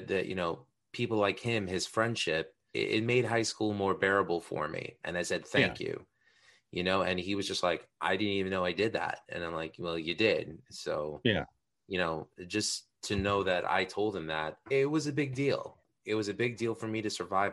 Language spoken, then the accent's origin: English; New York City, New York, United States; I grew up in Astoria, Queens